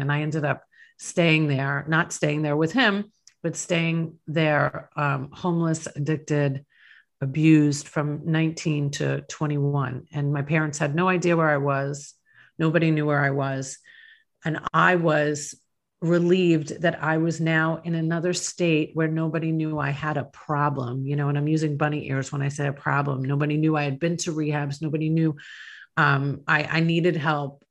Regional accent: Long Island, New York, United States; now in Tampa Bay, United States; I grew up in Long Island, New York

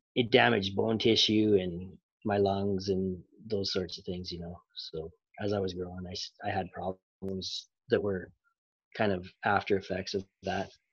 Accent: Montana, United States; I was born in Montana.

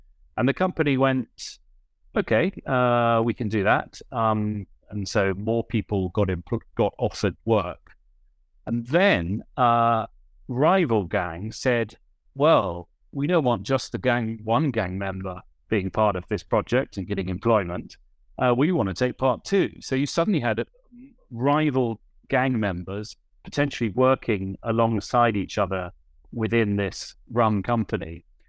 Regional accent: England, United Kingdom; now in Venezuela; I'm from England, which is a rugby playing nation

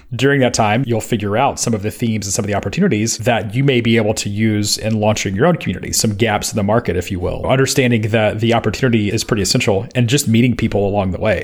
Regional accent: Memphis, Tennessee, United States; moved away; When I was in Memphis, Tennessee, which is my hometown

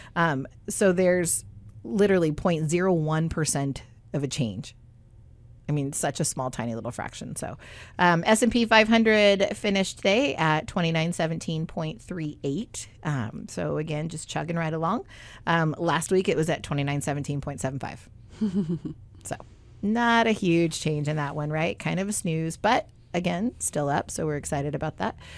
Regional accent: Southern California, United States; when I was little, um, growing up in Southern California

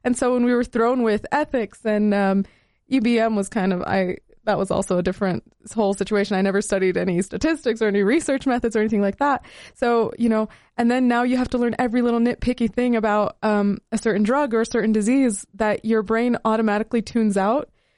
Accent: Utah, United States; now in Salt Lake City, United States; For me, I came from Southern Utah as a Middle Eastern person

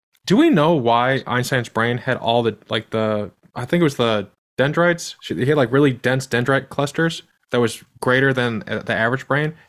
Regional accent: Midwest, United States; I'm from the Midwest

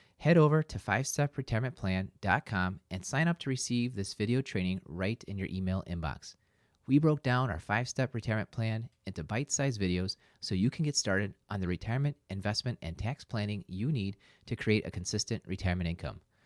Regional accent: Upper Midwest, United States; We're from the Upper Midwest

